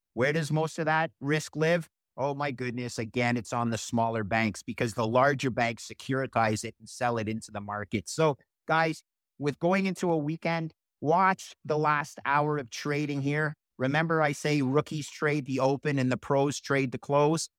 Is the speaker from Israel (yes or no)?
no; Canada; I'm Canadian